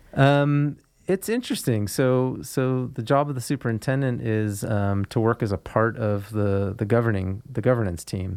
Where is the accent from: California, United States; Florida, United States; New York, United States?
California, United States; Foster City; moved away as an adult; also born or lived in Sacramento / Marin County / central Oregon; now in Nevada County, United States; I grew up in Foster City, grew up in a house in Foster City, and attended school, uh, through high school in San Mateo, California